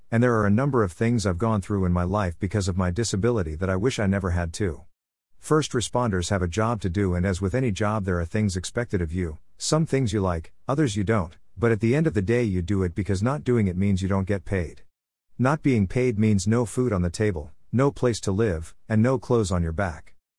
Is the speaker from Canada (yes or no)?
yes; Canada; being Canadian